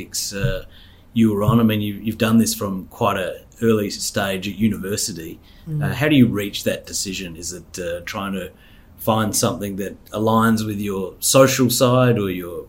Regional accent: Adelaide, South Australia, Australia; now in Melbourne, Australia; I'm from Adelaide. Don't you know, we know everything in Adelaide

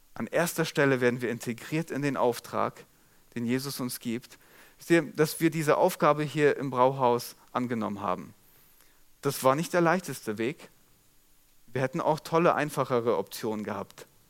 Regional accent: Molbergen, Lower Saxony, Germany; accent: Platt; dem Ort, wo ich aufgewachsen bin. Mollbergen

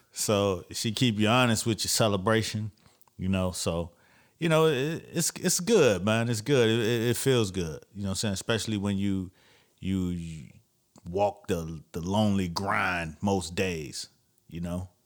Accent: Florida, United States; I'm from Florida

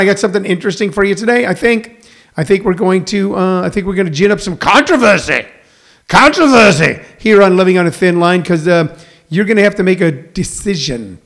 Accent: Missouri, United States; now in Maricopa, Arizona, United States; I'm from Missouri.

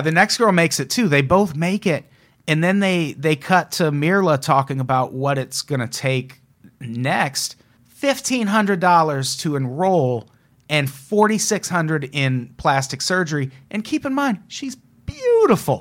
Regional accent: Midwest, United States; My hometown represent

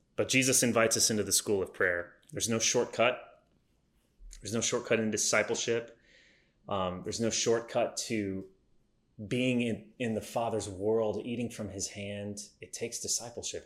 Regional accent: United States; my existence as an American in 2020

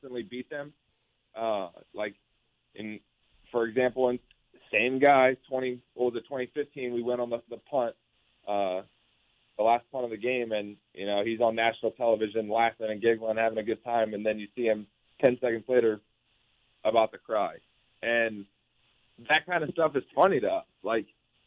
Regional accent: Columbus, Ohio, United States; moved away as an adult; also born or lived in Michigan; I grew up in Columbus, Ohio, about 5 minutes from Ohio State

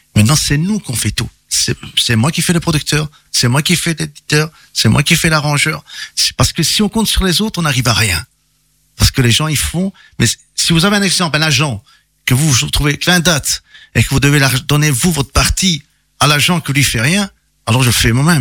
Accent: Italy; je suis italien

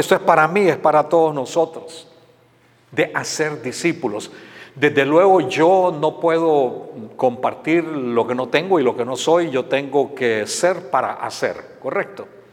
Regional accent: Honduras; moved away as an adult; also born or lived in San Pedro Sula, Honduras; now in United States; mi país, en Honduras

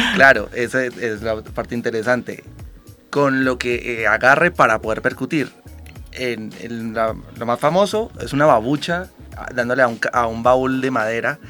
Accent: Cali, Valle del Cauca, Colombia; nosotros somos de Cali

